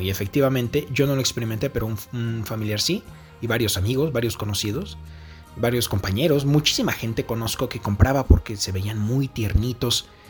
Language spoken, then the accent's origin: Spanish; Mexico; Aquí en mi país usan una cornetita